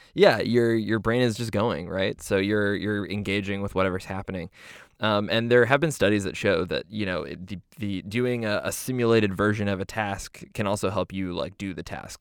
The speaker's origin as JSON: {"language": "English", "country": "Canada", "said": "we're Canadian"}